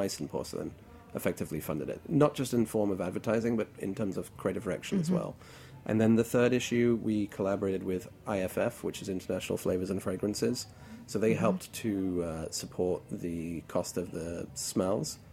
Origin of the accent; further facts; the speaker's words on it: Hong Kong; now in New York, United States; I grew up in Hong Kong, so certain elements of Chinese food are very, very, very dear to my heart.